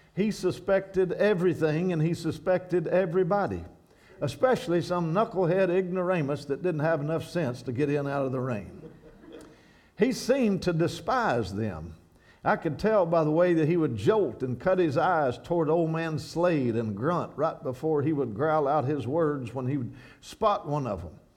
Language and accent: English; Kentucky, United States; moved away as an adult; I'm from Kentucky where I once walked along Skaggs Creek young and quiet in gentle days and skipping rocks.